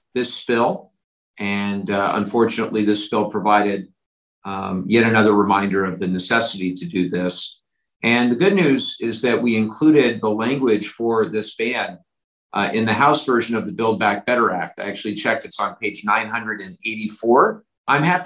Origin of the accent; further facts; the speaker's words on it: Orange County, California, United States; growing up in Orange County